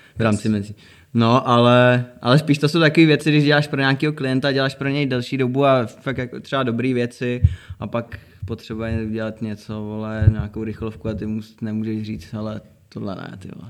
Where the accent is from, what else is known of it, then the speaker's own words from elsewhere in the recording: Nový Bor, Liberec Region, Czechia; moved away as an adult; now in Prague, Czechia; my jsme měli předtím dvě studia, to bylo u nás v Boru na severu, kde jsme jako náš hud. A tři roky zpátky jsme se přestěhovali do Prahy